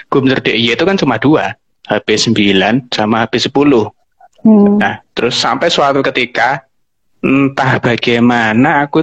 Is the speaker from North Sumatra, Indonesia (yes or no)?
no; East Java, Indonesia; now in Yogyakarta, Indonesia; Karena aku dari Jawa Timur terus ke Jogja terus ya pelan-pelan kemudian aku menyadari bahwa ya ada sesuatu yang berbeda di sini gitu.